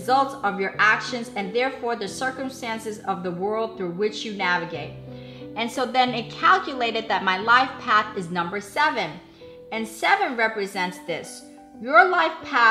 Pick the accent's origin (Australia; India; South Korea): South Korea; Seoul; I was born in Seoul, Korea on April 23rd, 1969